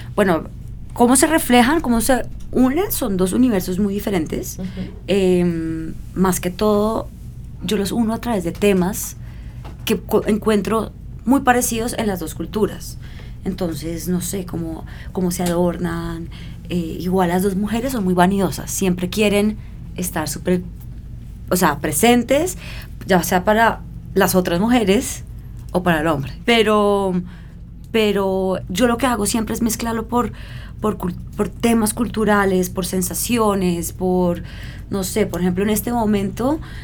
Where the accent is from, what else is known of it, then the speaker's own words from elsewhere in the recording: Colombia; moved away as an adult; also born or lived in Milan, Italy; yo crecí en Colombia, eh, lejos de mi padre, lejos de Pakistán